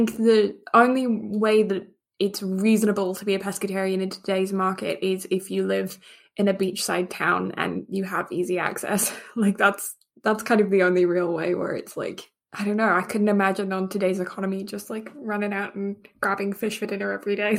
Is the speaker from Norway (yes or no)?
no; England, United Kingdom; And the fact that I grew up in England, do you think I would have quite a palate for fish?